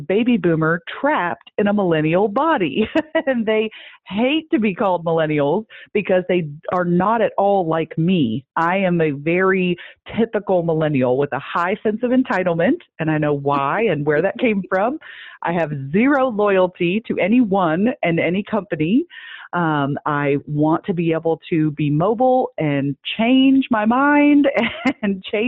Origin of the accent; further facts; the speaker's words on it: Midwest, United States; I'm from the Midwest